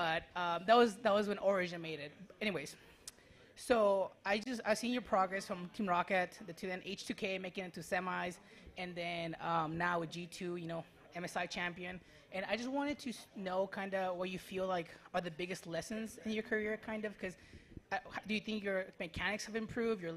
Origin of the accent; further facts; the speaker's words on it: Riverside, California, United States; I'm from Riverside